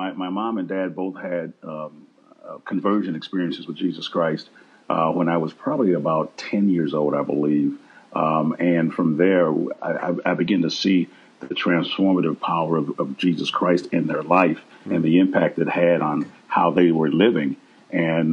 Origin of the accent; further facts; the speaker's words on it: Milwaukee, Wisconsin, United States; I'm from Milwaukee, Wisconsin, and I grew up on the north side in the inner city.